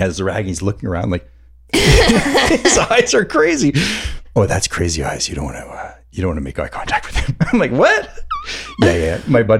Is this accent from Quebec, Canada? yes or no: yes; Montreal, Quebec, Canada; Where are you from? I'm like, I don't know, from Montreal.